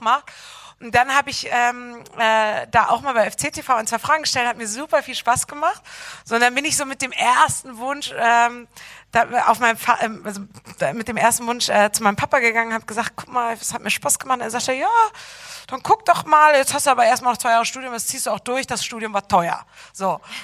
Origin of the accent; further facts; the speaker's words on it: Bremen, Germany; moved away as an adult; also born or lived in Cologne; Ich bin in Bremen aufgewachsen